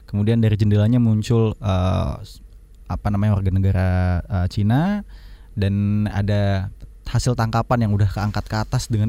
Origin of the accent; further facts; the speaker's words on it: Timor-Leste; Mas Don orang Indonesia, saya orang Timor Leste.